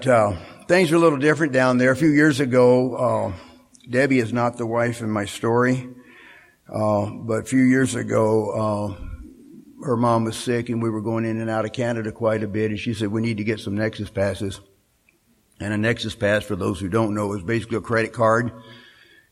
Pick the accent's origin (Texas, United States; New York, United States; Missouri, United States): Texas, United States; Katy; now in Seattle, United States; I grew up in Katy, and I was going to college in Huntsville